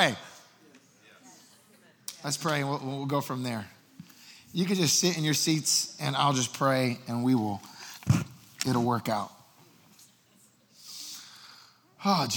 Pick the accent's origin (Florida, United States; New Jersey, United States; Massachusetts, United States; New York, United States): New Jersey, United States; moved away; I am from Jersey. I came from there. I'm Puerto Rican family, so I talk fast